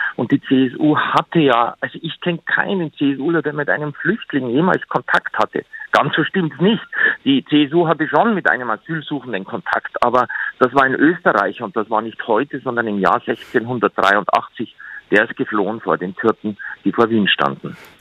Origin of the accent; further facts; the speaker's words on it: Bavaria, Germany; Ich denke dabei als Bayer